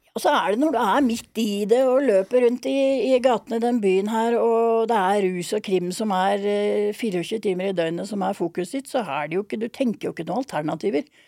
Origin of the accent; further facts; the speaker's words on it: Drøbak, Akershus, Norway; also born or lived in Miami, United States / Oslo, Norway / Lillehammer, Norway; jeg har jo hatt uh, halve barndommen min i Drøbak og halvparten i Miami